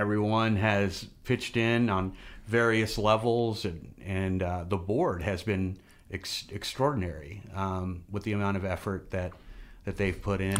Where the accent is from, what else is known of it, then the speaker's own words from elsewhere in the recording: Fayette, Missouri, United States; also born or lived in Kansas City / Glasgow, Missouri / New Franklin; now in Jefferson City, United States; I grew up in Fayette. I went to, uh, I went to grade school in Glasgow